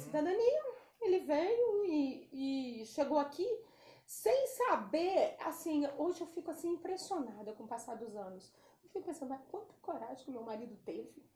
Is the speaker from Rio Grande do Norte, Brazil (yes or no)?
no; Espírito Santo, Brazil; moved away as an adult; now in United States; Eu não sou mineira, eu sou capixaba